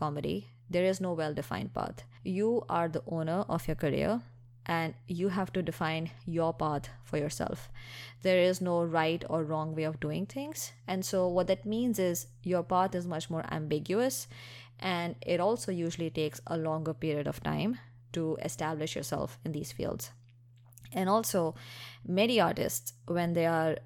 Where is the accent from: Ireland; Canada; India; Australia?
India; moved away; I grew up in India